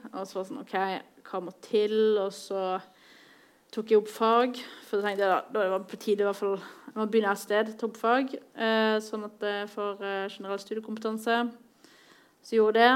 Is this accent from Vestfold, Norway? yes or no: no; Bergen, Vestland, Norway; moved away as an adult; now in Oslo, Norway; er fra Bergen. Jeg bor i Oslo